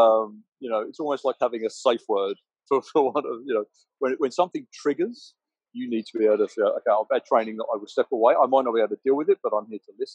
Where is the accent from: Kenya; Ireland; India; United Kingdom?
United Kingdom; England; I'm English